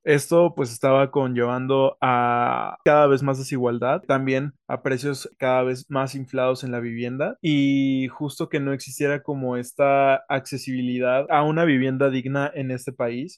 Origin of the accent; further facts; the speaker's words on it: Valle de Bravo, State of Mexico, Mexico; moved away as an adult; now in Mexico City, Mexico; También me tocó vivirlo en el pueblo mágico de Valle de Bravo, de donde soy originario.